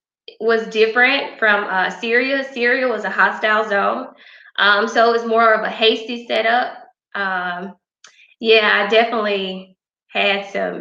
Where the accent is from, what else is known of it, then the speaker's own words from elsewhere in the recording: Grenada, Mississippi, United States; I'm from Grenada, Mississippi. I graduated from Grenada High School, of course.